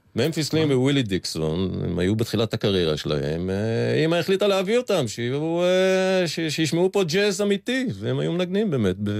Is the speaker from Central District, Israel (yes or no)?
no; Tel Aviv, Tel Aviv District, Israel; וב-54 הם חזרו לארץ, והקימו בית בשכונת אפקה בתל אביב, שם גדלנו.